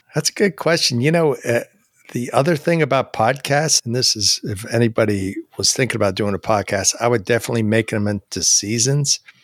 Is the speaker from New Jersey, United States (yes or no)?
yes; New Jersey, United States; also born or lived in Maryland / Virginia / Huntersville, North Carolina; now in Marietta, United States; I grew up in New Jersey